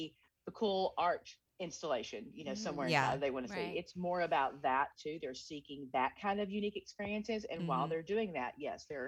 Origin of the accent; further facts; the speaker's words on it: Mount Pleasant, Texas, United States; moved away; also born or lived in New York; growing up in Mount Pleasant